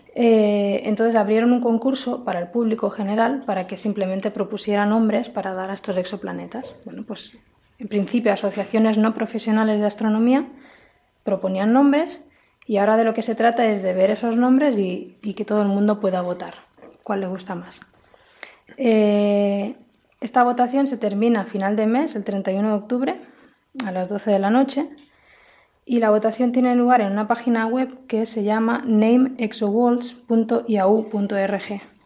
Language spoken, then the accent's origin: Spanish; Spain; nos parece interesante como españoles